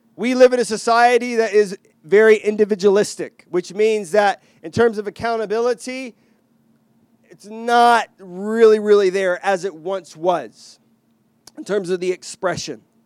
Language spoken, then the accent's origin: English; Texas, United States; moved away; I grew up in Texas